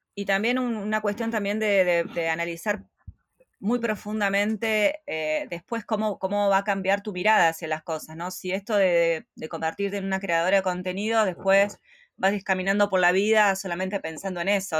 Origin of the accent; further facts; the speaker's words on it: Argentina; moved away as an adult; nosotros salimos de Argentina